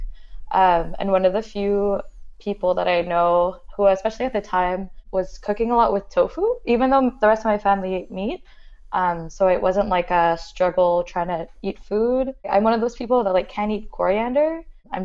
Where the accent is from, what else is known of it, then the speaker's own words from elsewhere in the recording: Montreal, Quebec, Canada; I grew up in Montreal, like kind of in the NDG area